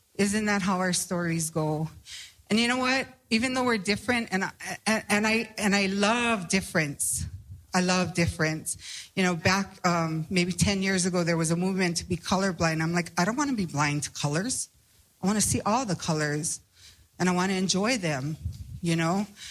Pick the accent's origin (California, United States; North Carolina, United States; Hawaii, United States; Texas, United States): Hawaii, United States; I come from Hawaii